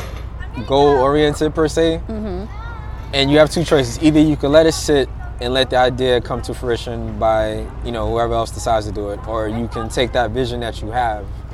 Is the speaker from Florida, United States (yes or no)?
no; New York City, New York, United States; moved away as an adult; now in New Jersey, United States; I'm from Brooklyn, New York